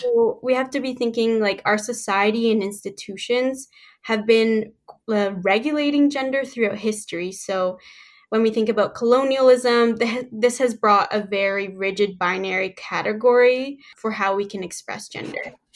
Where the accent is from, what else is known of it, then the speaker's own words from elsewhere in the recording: Canada; also born or lived in Mexico / Kingston, Ontario; I was born in Mexico and I moved to Canada when I was seven years old